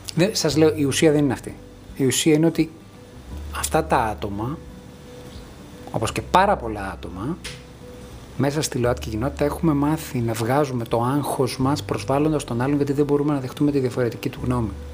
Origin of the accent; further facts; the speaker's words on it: Greece; μεγαλώνοντας στην Ελλάδα του 1990